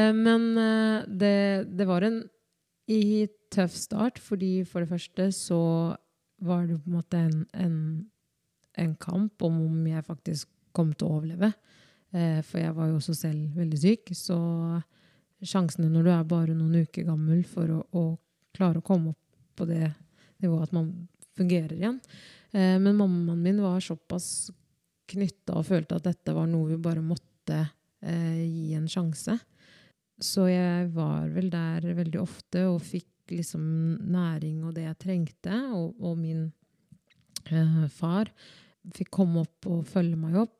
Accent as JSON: {"language": "Norwegian", "town": "Skien", "region": "Vestfold og Telemark", "country": "Norway", "tie": "born or raised there", "also_born_or_lived": "Democratic Republic of the Congo / Oslo", "said": "Og jeg kommer jo oppriktig fra Kongo. Eh, og der blei jeg født født og men er oppvokst i Norge"}